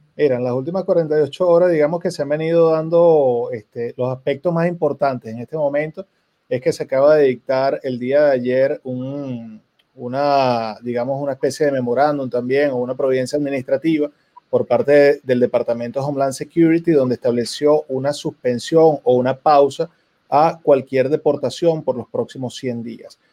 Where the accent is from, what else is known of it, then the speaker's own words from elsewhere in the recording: Venezuela; como venezolano